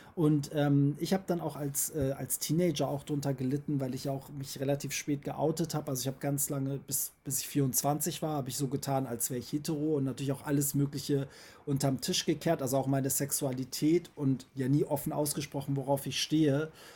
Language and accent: German; Germany; ich bin auch so aufgewachsen hier in Deutschland